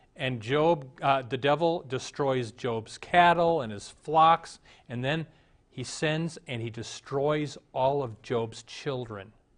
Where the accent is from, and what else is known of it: United States